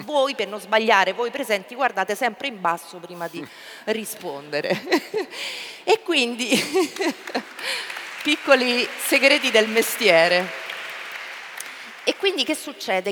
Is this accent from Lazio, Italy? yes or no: yes; Ostia, Lazio, Italy; io sono nata e cresciuta a Ostia